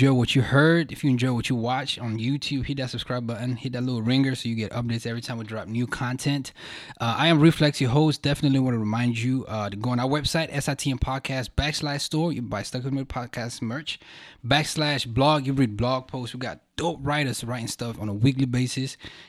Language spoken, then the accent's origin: English; Aspen Hill, Maryland, United States; I grew up in Aspen Hill.